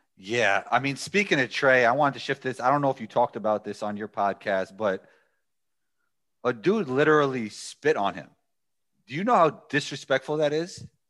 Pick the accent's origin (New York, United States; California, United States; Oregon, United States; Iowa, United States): New York, United States; I am a guy from New York.